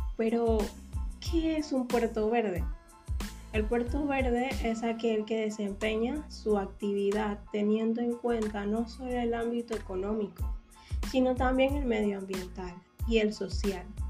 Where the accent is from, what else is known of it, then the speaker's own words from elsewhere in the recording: Panama; como panameña me siento muy orgullosa de ver cómo Panamá va avanzando